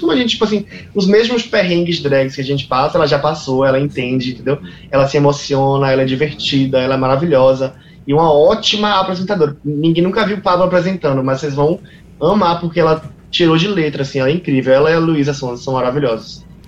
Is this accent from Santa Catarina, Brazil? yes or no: no; Salvador, Bahia, Brazil; tenho muito orgulho de ser quem eu sou e de vir de onde eu vim, né? Que é de Salvador.